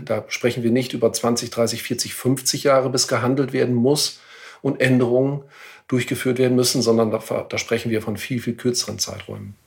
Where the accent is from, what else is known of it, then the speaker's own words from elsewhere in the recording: Ahaus, North Rhine-Westphalia, Germany; in meiner Heimatstadt, in meiner Geburtsstadt in Ahaus